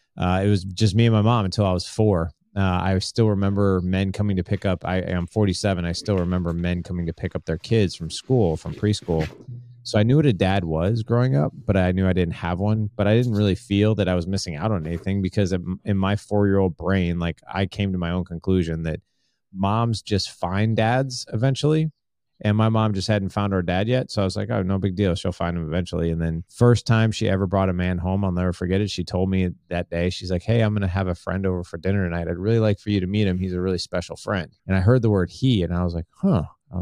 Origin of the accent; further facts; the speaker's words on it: St. Louis, Missouri, United States; But, I'm from St. Louis, Missouri.